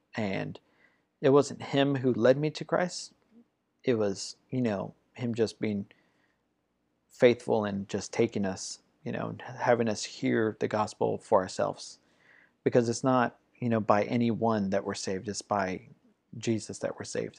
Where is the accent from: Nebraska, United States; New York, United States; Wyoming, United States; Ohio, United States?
Ohio, United States; moved away; also born or lived in Georgia; I grew up in Ohio